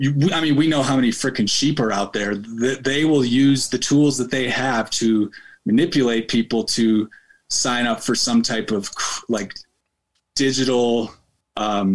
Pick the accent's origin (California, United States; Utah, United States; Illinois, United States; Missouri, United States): Illinois, United States; Chicago; moved away as an adult; now in Colorado, United States; I'm from Chicago, I don't fucking live there anymore